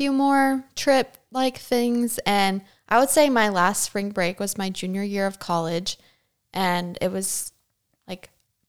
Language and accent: English; Chesapeake, Virginia, United States; my hometown, which is, I guess I would consider Chesapeake, Virginia to be like a hometown for me because it's one of the longest places I've ever lived as a military brat.